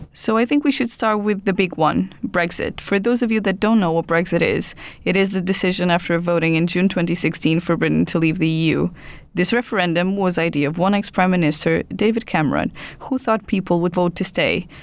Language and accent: English; Portugal; now in United Kingdom; I'm, I'm from Portugal